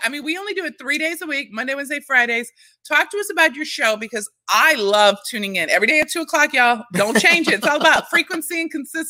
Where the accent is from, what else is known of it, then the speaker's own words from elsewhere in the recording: Staten Island, New York, United States; So I did the whole … I'm from Staten Island.